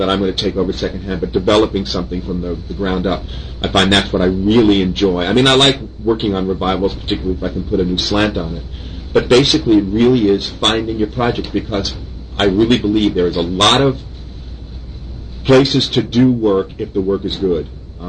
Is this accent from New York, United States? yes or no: yes; New York City, New York, United States; I was born and raised in Manhattan